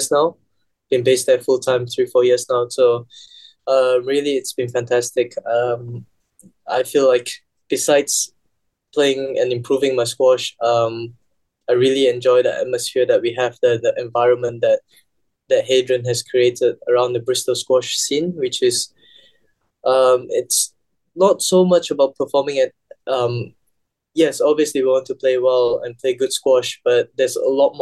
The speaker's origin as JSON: {"language": "English", "country": "Malaysia", "said": "being the Malaysian number one back home"}